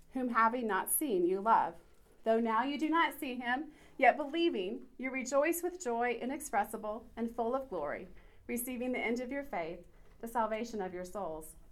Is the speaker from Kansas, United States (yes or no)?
yes; Kansas, United States; moved away as an adult; now in Oklahoma, United States; DJ and I were both born and raised in Kansas, uh, but we moved here in Oklahoma, to Oklahoma in April of last year